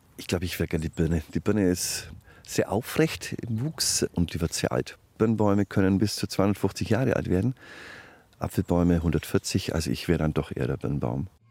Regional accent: Franconia, Bavaria, Germany; ich bin Franke und das ist ein fränkisches Kulturgut

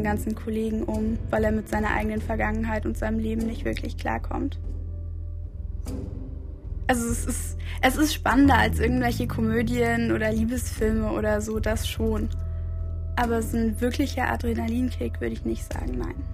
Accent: Bremen, Germany; moved away as an adult; also born or lived in Magdeburg; now in Berlin, Germany; Also ursprünglich bin ich in Magdeburg geboren, dann nach der Grundschule nach Bremen gezogen und jetzt seit zwei Jahren fürs Studium in Berlin.

